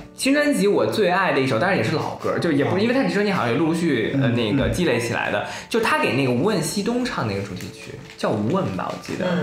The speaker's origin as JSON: {"language": "Chinese", "country": "China", "said": "所以你会发现，有时候我们中国人还挺这个有意思的。"}